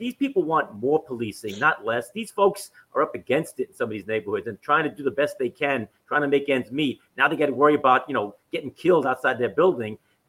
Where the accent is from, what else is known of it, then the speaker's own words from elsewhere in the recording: New York City, New York, United States; I grew up in Washington Heights, just one neighborhood north of him.